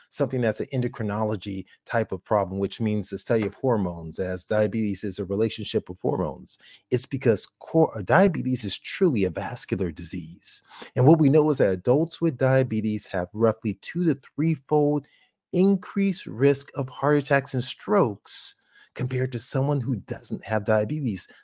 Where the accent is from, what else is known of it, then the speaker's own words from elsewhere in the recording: California, United States; University of, uh, California, uh, my home state